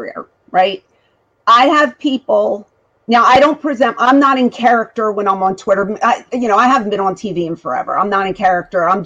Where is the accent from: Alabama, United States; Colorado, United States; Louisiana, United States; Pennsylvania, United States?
Pennsylvania, United States; Philadelphia; moved away; Originally, I'm from Philadelphia.